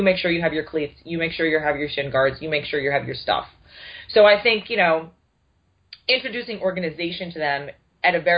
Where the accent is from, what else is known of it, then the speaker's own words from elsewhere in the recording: New York, United States; I'm from New York